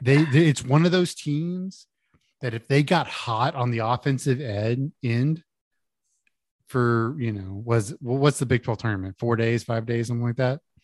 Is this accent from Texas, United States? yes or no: yes; Houston, Texas, United States; I grew up in Houston.